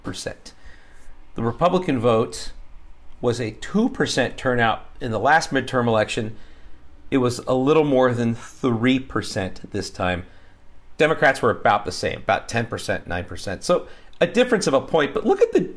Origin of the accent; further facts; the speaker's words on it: Long Beach, California, United States; now in Texas, United States; my hometown of North Long Beach, California